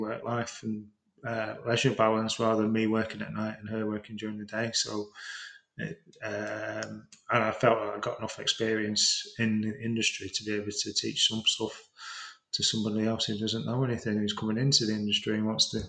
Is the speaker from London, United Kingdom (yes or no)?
no; Preston, North West England, United Kingdom; moved away; No, I'm from, I don't know if my accent sort of tells a lie. I'm originally from Preston, so if you put me in a room full of Prestonians, I'd soon be saying Luke in the Coot Book and all this sort of thing.